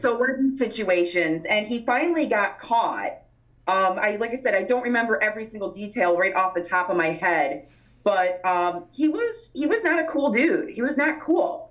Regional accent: Grand Haven, Michigan, United States; growing up in West Michigan in the Grand Haven area

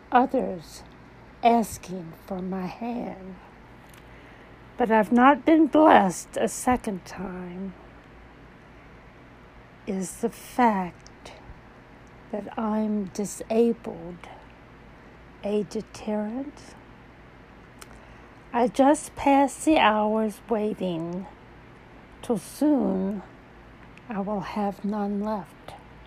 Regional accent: Baton Rouge, Louisiana, United States; moved away; But I did return to Baton Rouge, believing I would find another love here in my hometown

